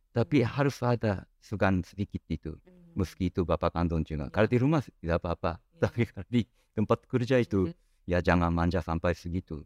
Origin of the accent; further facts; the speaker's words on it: Japan; kami orang Jepang